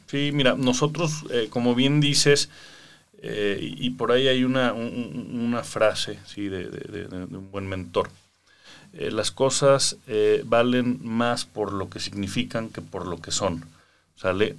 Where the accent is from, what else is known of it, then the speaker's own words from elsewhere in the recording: Mexico; como jóvenes mexicanos